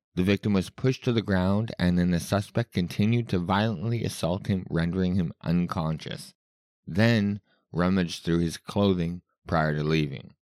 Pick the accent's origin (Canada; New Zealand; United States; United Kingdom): Canada; Winnipeg, Manitoba; I am from Winnipeg